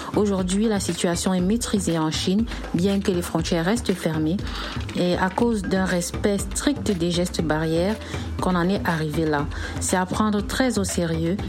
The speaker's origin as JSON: {"language": "French", "country": "Cameroon", "moved": "as an adult", "lives_now": "Shanghai, China", "said": "je suis camerounaise"}